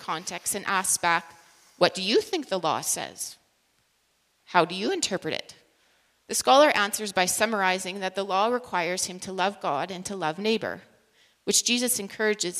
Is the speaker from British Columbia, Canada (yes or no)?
yes; British Columbia, Canada; moved away as an adult; now in Saskatchewan, Canada; I actually grew up in British Columbia and moved to Saskatchewan now 20 years ago